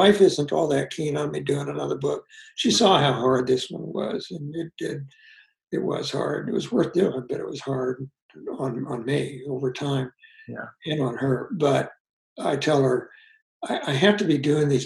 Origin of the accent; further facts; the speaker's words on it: United States; I grew up in Kansas, Missouri